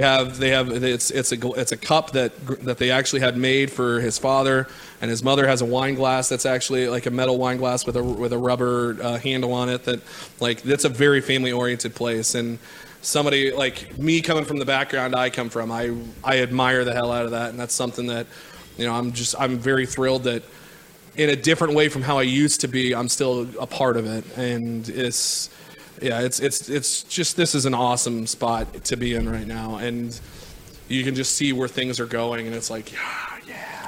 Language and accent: English; Missouri, United States; I'm from Missouri too